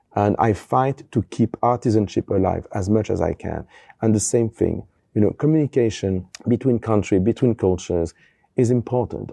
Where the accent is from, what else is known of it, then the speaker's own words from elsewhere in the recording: Paris, Île-de-France, France; also born or lived in Brittany; I'm born in Paris from a French family, and we are from Brittany